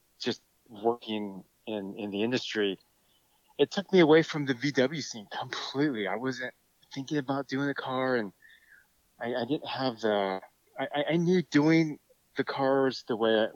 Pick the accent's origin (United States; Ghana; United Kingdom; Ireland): United States; San Jose, California; We grew up in San Jose, California.